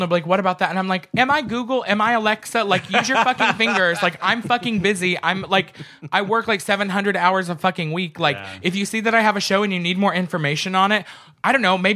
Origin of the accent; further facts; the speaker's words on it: the South, United States; I'm from the South